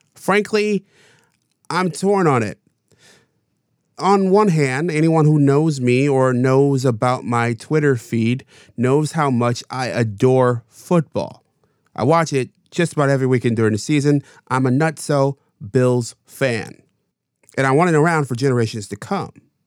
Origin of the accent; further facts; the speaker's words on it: New York, United States; my home state of New York